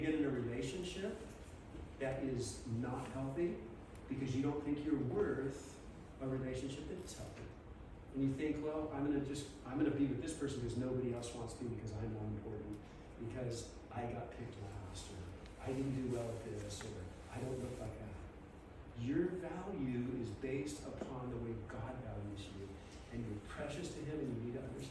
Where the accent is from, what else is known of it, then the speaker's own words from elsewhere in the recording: Southern California, United States; I grew up in Southern California.